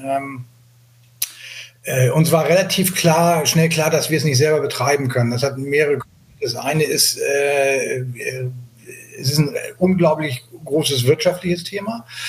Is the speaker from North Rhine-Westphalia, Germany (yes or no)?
no; Hamburg, Germany; ich komme aus Hamburg, bin 60 Jahre alt